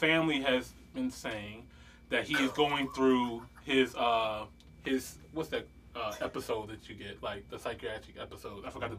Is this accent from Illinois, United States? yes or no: yes; Chicago, Illinois, United States; but I'm from Chicago, and, you know, and guns are this way and stuff like that.